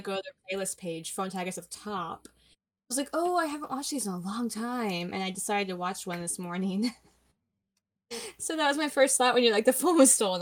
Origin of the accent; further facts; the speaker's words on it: Indiana, United States; I'm from Indiana and we're called Hoosiers.